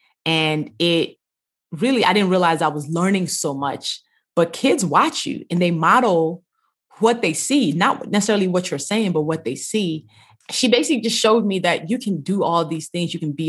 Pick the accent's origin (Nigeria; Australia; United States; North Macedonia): Nigeria; Yes, we lived in a big family house with my grandmother.